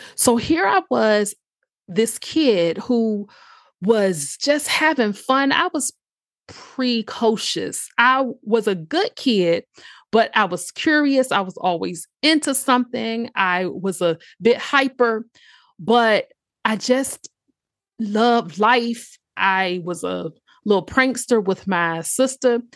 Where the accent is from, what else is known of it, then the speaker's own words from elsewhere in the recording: Chesapeake, Virginia, United States; also born or lived in Norfolk, Virginia; born in Norfolk, Virginia, raised in a city called Chesapeake